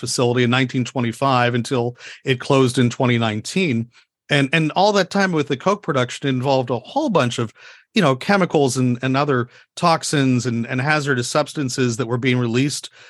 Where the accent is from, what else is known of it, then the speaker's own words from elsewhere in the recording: Erie, Pennsylvania, United States; now in Harrisburg, United States; growing up in Erie in the 70s and 80s